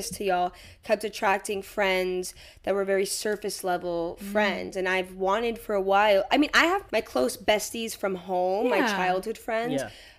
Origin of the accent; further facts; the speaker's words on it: South Florida, United States; moved away as an adult; also born or lived in Colorado; I come from South Florida. We're all fucking crazy